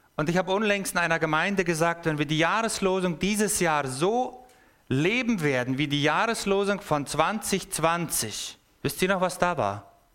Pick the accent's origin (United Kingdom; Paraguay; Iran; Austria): Paraguay; moved away as an adult; now in Basel, Switzerland; Ich bin im Paraguay geboren und aufgewachsen. Und zwar von der Volksgruppe, die direkten Zugang zum Himmel haben, das sind die Mennoniten